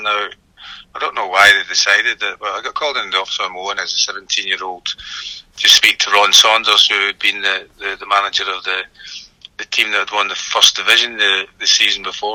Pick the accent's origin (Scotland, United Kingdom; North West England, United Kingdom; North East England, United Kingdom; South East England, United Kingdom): Scotland, United Kingdom; Airdrie; also born or lived in Bellshill; I was brought up in Airdrie. That was my that's my hometown